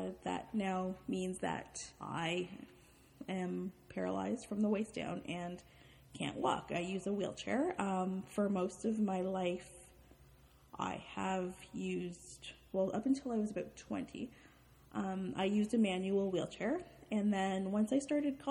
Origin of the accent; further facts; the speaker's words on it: Toronto, Ontario, Canada; I'm from Toronto, Canada